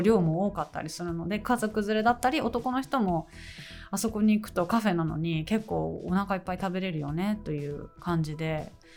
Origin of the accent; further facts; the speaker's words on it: Tokyo, Japan; 私ずっと町屋に生まれて町屋で育ってきたんですけど